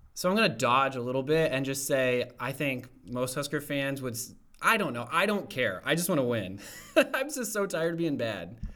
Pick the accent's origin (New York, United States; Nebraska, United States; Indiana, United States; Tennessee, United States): Nebraska, United States; Omaha; I grew up in Omaha